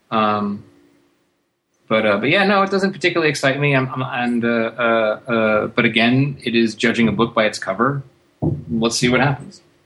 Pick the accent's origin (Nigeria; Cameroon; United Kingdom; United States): United States; I'm an American